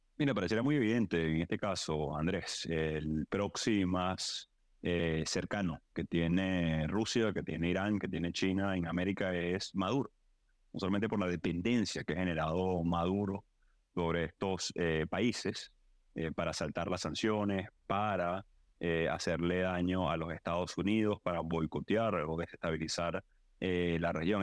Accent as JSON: {"language": "Spanish", "country": "Venezuela", "said": "nosotros pedimos como venezolanos"}